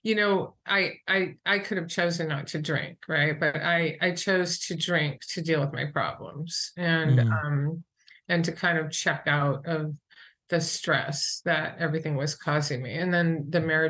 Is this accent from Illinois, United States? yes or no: no; New Hampshire, United States; also born or lived in Boston; I'm from New Hampshire. And I went to school in Boston.